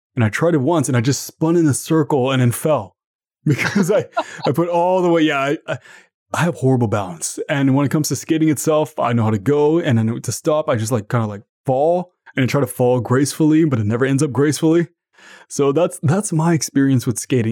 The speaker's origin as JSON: {"language": "English", "country": "Canada", "said": "I'm from Canada"}